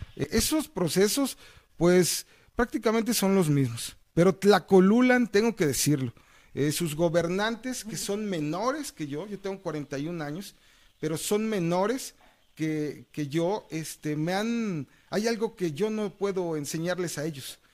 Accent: Jilotepec, Veracruz, Mexico; originario de Gilotepec

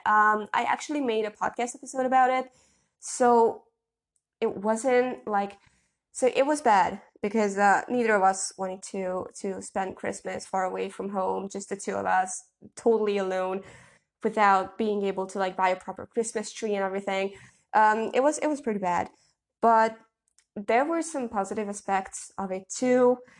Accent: Budapest, Hungary; moved away; we could spend a beautiful week in my hometown, or, like, my home city

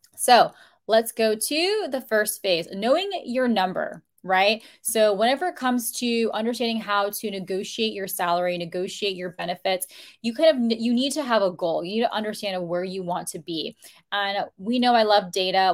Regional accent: United States; first generation in my family to be born in the United States

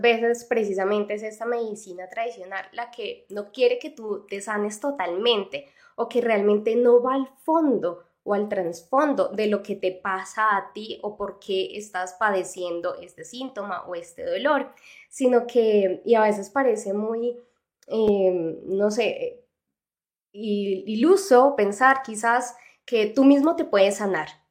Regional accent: Mexico; de México

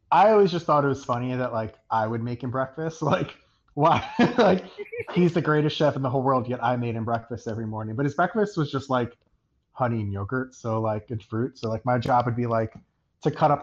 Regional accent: United States; being an American

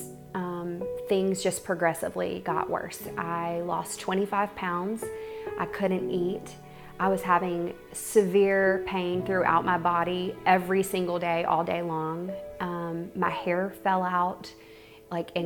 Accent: North Carolina, United States; I grew up in North Carolina

